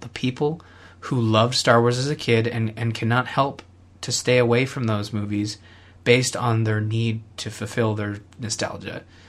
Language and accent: English; Canada; as a Canadian